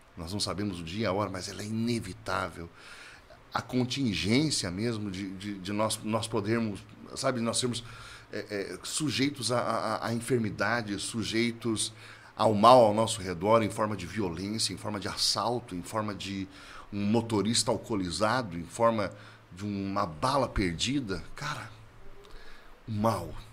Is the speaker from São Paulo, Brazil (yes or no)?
no; Curitiba, Paraná, Brazil; eu sou natural de Curitiba, né, no Paraná